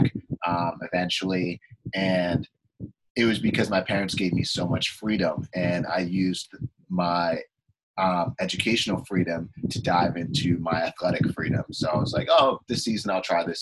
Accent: Boston, Massachusetts, United States; moved away as an adult; also born or lived in Canton, Massachusetts; now in Los Angeles, United States; I grew up in Boston, Massachusetts primarily. I lived in Boston for about 10 years. And then when I was in about third grade, me and my family decided to move to the suburbs, a small town called Canton, Massachusetts.

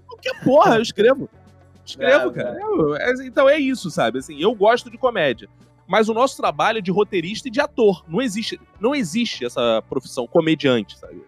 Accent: Rio de Janeiro, Brazil; also born or lived in Tijuca, Rio de Janeiro; Eu nasci em Quintino, moro na Tijuca

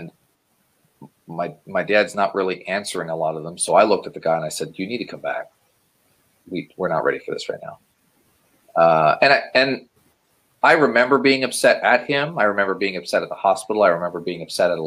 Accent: Ohio, United States; I was born in Ohio and spent the first 14 years of my life more or less living normally

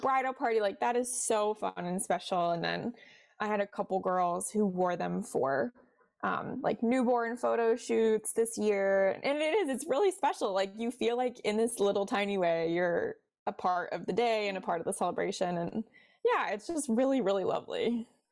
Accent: Cincinnati, Ohio, United States; now in Washington, D.C., United States; I'm from Cincinnati, like I mentioned originally, so I'm a Midwest girl at heart

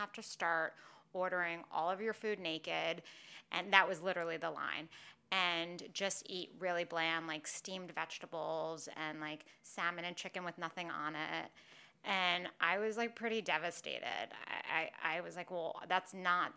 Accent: New York City, New York, United States; growing up in New York City

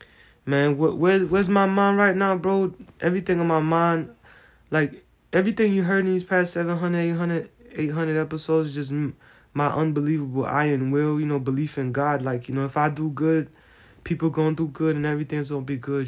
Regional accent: United States; I'm American

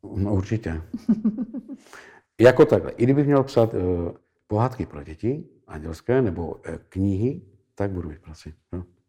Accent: Moravia, Czechia; u nás na Moravě

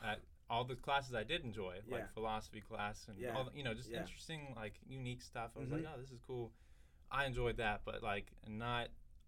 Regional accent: Duluth, Georgia, United States; moved away as an adult; I'm from Duluth, Georgia.

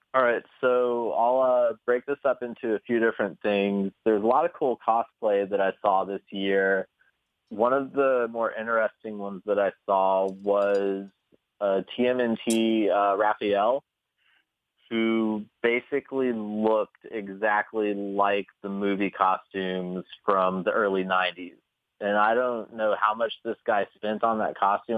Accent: Kentucky, United States; moved away; I'm from Kentucky originally.

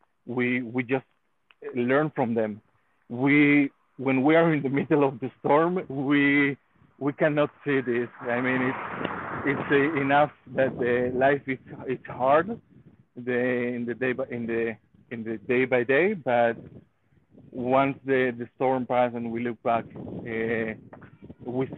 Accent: Spain; moved away as an adult; now in Israel; I'm from Spain, and I actually live in Israel. I've been living here in Israel for 9 years

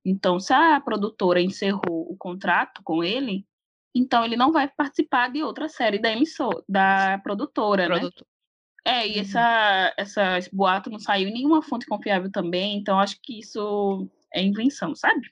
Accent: Brazil; Sou brasileira

